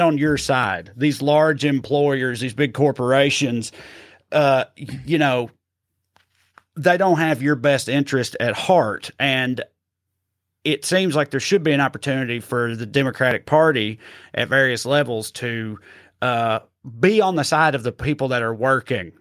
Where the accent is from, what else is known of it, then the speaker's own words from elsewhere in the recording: Tennessee, United States; I'm from Tennessee